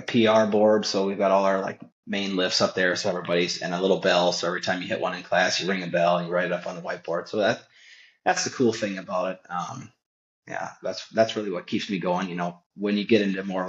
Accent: Wisconsin, United States; I am from Wisconsin

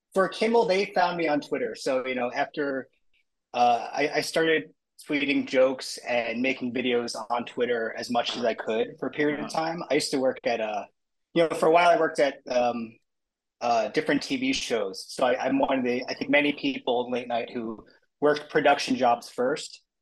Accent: Long Island, New York, United States; I grew up in Long Island

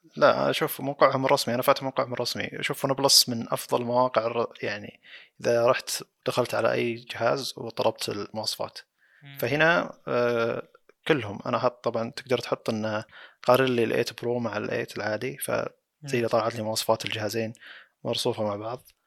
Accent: Saudi Arabia; عندنا بالسعودية

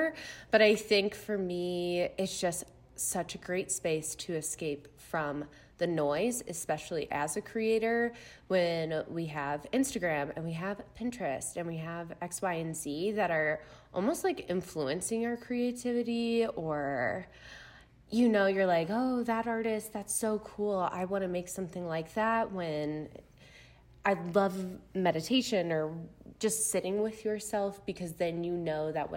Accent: Chicago, Illinois, United States; also born or lived in Missouri; I'm from the Chicago area. So Midwest gal all around.

